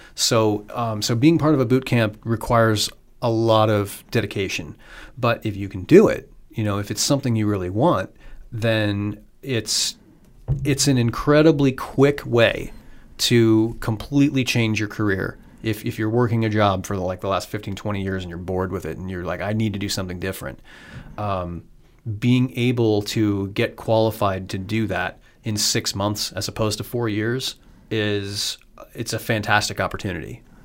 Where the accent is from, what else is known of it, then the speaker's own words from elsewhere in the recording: Iowa, United States; also born or lived in Pittsburgh, Pennsylvania; I grew up in Iowa and graduated from University of Iowa